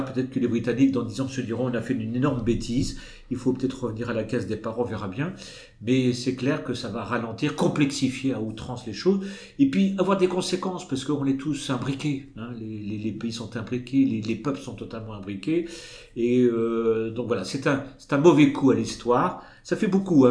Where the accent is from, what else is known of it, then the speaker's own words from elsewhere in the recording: France; chez nous en France